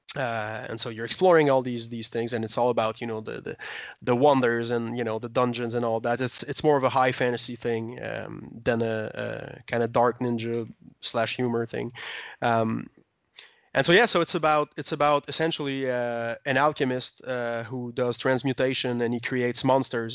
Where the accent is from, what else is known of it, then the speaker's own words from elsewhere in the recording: Quebec, Canada; we're from Quebec.